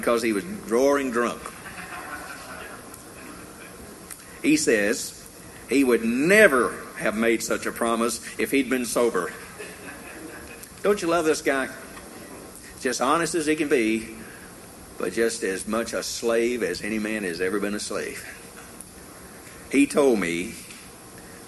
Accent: Tennessee, United States; growing up in Tennessee

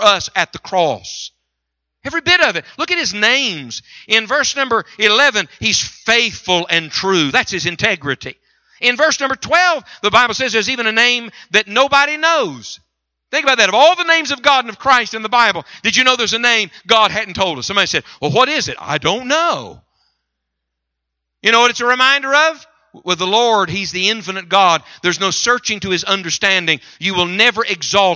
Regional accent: West Virginia, United States; moved away; also born or lived in Michigan; I'm from West Virginia, you know, and we wear shoes there

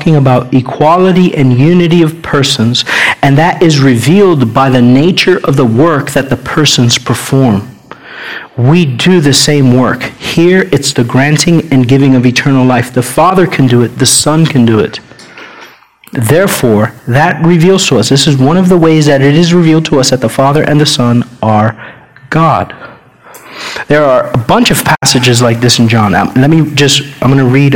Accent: United States; we're American

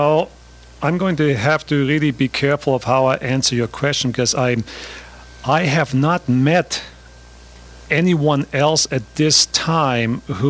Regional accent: Austria; I grew up in Austria in the from 1942 on

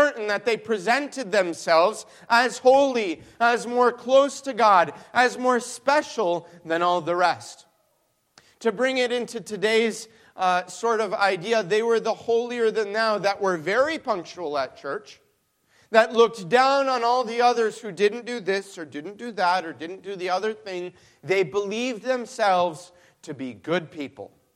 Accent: Mexico; now in Michigan, United States; I grew up in Mexico

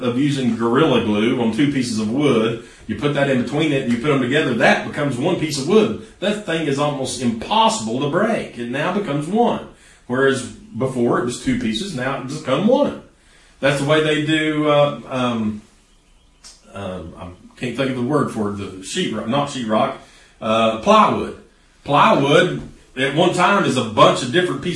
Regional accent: East Tennessee, United States; here in East Tennessee. We're a lot like that. We're stubborn people

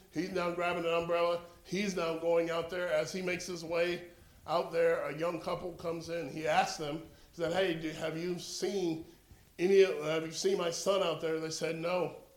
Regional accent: Florida, United States; we're from Florida

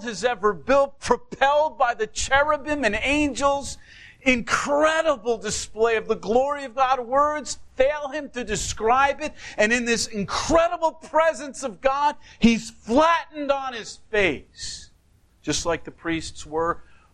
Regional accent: United States

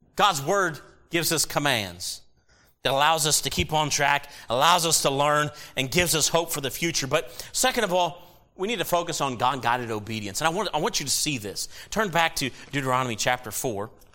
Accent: United States; As an American citizen and as a Christian

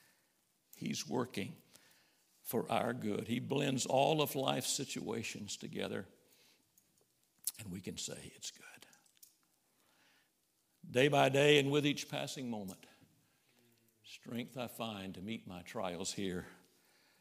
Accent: Summerville, South Carolina, United States; My daddy and mama, they were from Arkansas, and we grew up in South Carolina, Somerville, down around Charleston.

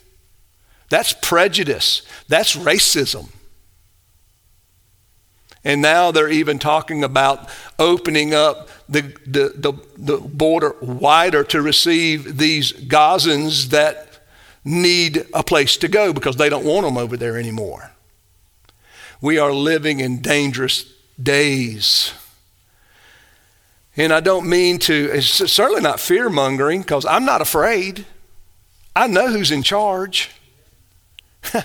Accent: United States; I'm an American.

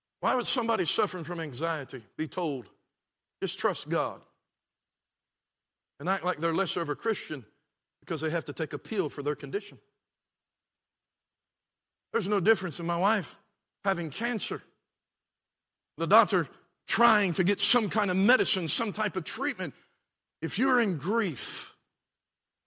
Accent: Beckley, West Virginia, United States; I'm from Beckley.

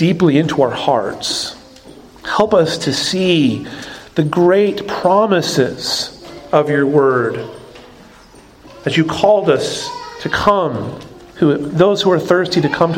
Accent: Arizona, United States; moved away; I grew up in Arizona

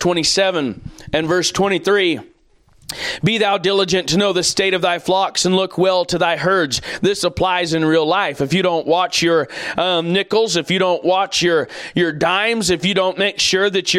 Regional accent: United States; as American people

